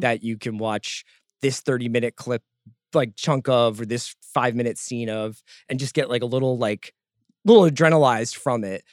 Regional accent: Philadelphia, Pennsylvania, United States; We're all from Philadelphia

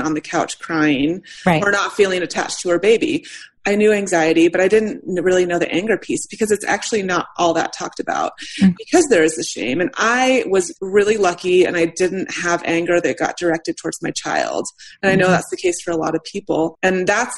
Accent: United States; I'm white, I'm straight, I'm American and middle class

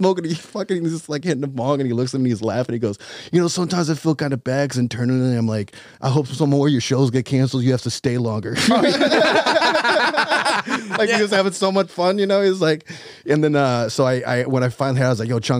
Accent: right outside of D.C. in Maryland, United States; I grew up in D.C., right outside of D.C. in Maryland

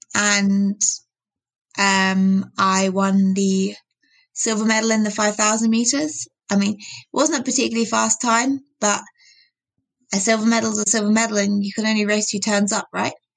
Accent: United Kingdom; I'm British

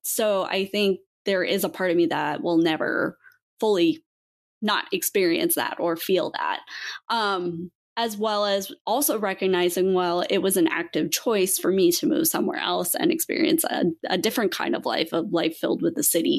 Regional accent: Montana, United States; I grew up in Montana and grew up in the outdoors.

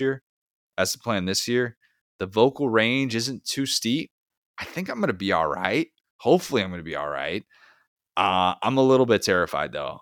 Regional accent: Midwest, United States; I grew up you know in the Midwest

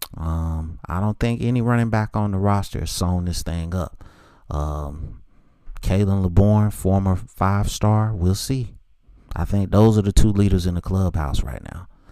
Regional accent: Charlotte, North Carolina, United States; born or raised there

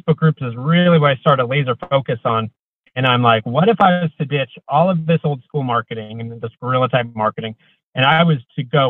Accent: Coeur d'Alene, Idaho, United States; moved away; also born or lived in Portland, Oregon; I grew up in Coeur d'Alene, Idaho, but I moved over to Portland, Oregon

